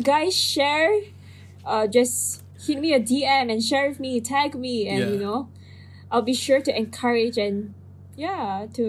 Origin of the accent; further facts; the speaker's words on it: Philippines; I am Filipino.